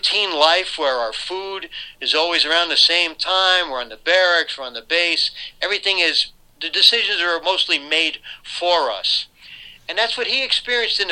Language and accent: English; Troy, New York, United States; near my hometown of Troy